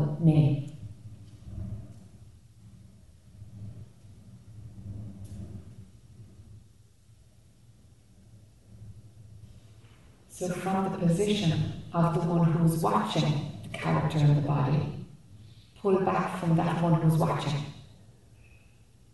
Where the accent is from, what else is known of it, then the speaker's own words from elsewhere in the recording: Ireland; accent: Irish; my Irish accent.